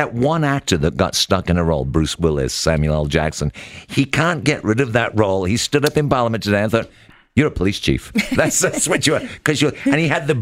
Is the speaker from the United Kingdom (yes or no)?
yes; United Kingdom; now in Canada; I'm British